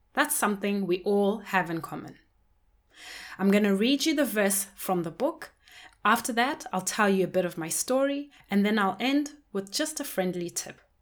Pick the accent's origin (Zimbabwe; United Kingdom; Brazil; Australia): Zimbabwe; When I was growing up in Zimbabwe, I was surrounded by many different people, but mainly people who looked like me